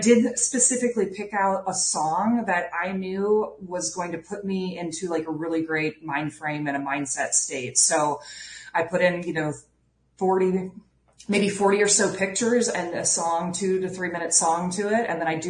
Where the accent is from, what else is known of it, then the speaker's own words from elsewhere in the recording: Iowa, United States; So like the Chicago Cubs, because I was from Iowa and we don't have professional sports, but Wrigley.